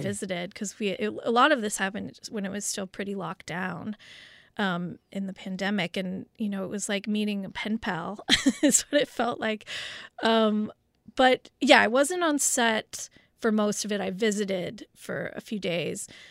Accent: Los Angeles, California, United States; growing up in West L A at the time of O J

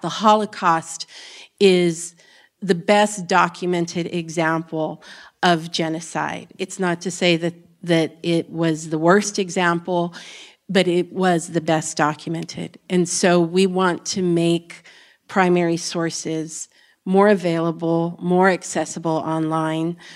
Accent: Texas, United States; Texas, which is my home state

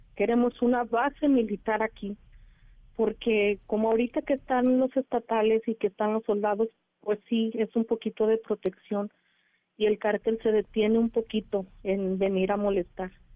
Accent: Teocaltiche, Jalisco, Mexico; aquí nací, aquí crecí

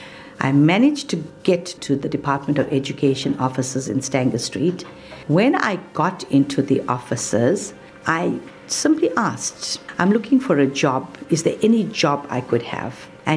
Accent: India; accent: Indian; English is a second language; I didn't have the right accent back in the day. I was very Indian in my accent.

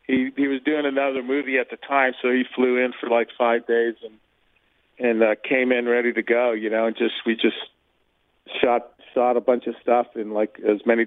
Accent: New York City, New York, United States; moved away; also born or lived in the South (US); I was born in Brooklyn, I was also raised in the South for a while too.

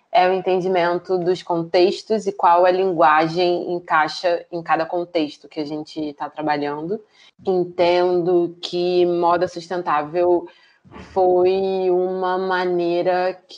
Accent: Rio de Janeiro, Brazil; born there; É, a gente nasceu no Rio de Janeiro

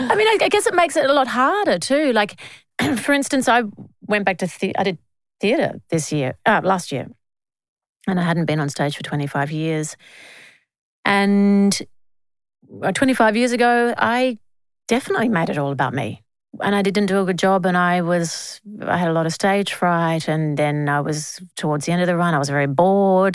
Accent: Australia

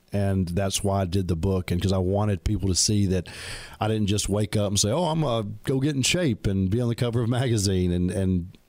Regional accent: Alabama, United States; I'm from Alabama.

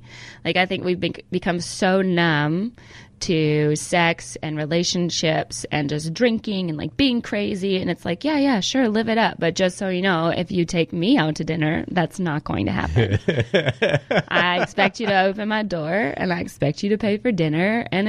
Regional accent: California, United States; born there; I remember I was born in California, so we used to come back to California all the time.

